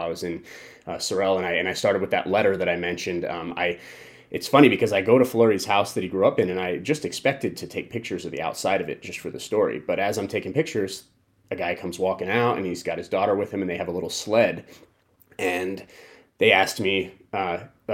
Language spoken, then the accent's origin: English; Colorado Springs, Colorado, United States; now in Las Vegas, United States; I grew up in Colorado Springs